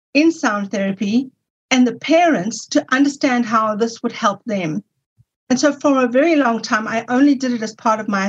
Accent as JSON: {"language": "English", "country": "South Africa", "said": "I'm from South Africa, when I returned to South Africa, I was able to go to university"}